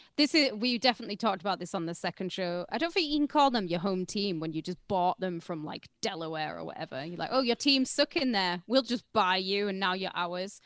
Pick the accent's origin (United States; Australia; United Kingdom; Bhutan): United Kingdom; I'm British